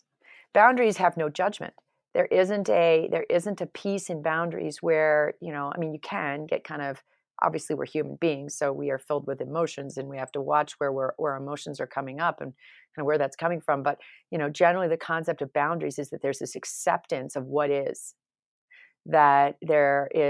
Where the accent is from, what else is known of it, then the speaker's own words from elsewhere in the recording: New York, United States; I came from New York, so I can't make fun of people from New York necessarily.